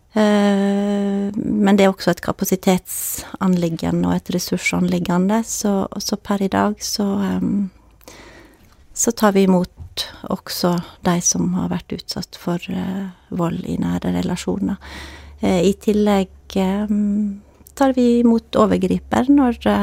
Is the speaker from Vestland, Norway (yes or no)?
yes; Førde, Vestland, Norway; also born or lived in Bergen; født og oppvokst i Førde.